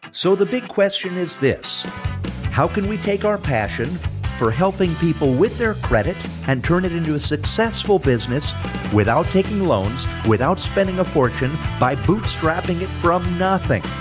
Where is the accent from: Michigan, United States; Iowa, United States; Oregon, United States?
Michigan, United States; Jackson; also born or lived in Detroit, Michigan; I'm from Jackson, Michigan.